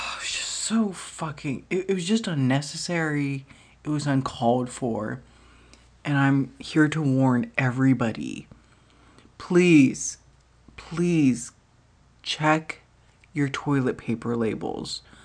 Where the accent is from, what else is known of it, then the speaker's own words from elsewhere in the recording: United States; I did not grow up in Norway. I grew up in America